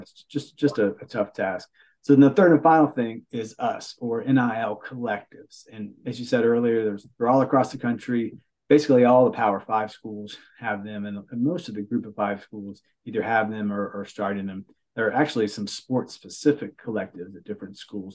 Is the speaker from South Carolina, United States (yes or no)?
no; Beckley, West Virginia, United States; now in Huntington, United States; I grew up in Backley in the southern part of the state.